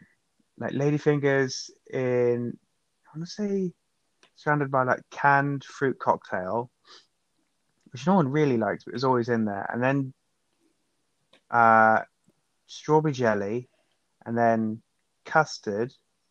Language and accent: English; England, United Kingdom; now in Canada; for me as an Englishman